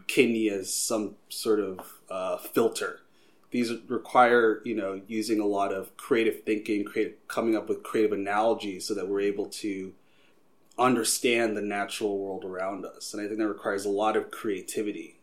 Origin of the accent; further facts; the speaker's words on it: Long Island, New York, United States; now in Philadelphia, United States; I'm originally from Long Island, New York